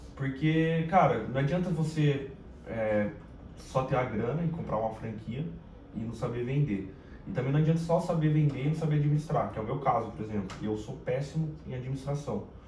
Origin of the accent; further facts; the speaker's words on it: Caçapava, São Paulo, Brazil; accent: paulista; moved away as an adult; now in Rio de Janeiro, Brazil; E eu sou de São Paulo, né? Da capital. É, quando eu fui criança, fui pro interior de, de São Paulo, principalmente Caçapava